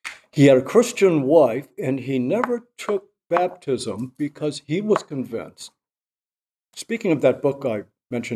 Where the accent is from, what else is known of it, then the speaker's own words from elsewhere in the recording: Virginia, United States; my Protestant friends growing up in Virginia